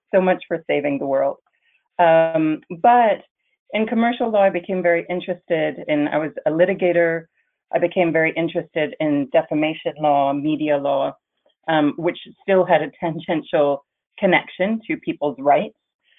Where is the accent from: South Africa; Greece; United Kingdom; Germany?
Germany; also born or lived in Netherlands / France / Canada; I was born in the Netherlands and grew up in France and Germany, and I graduated from school in Germany. I went to an international school. And when I graduated school, I moved to Canada, which is one of my home countries.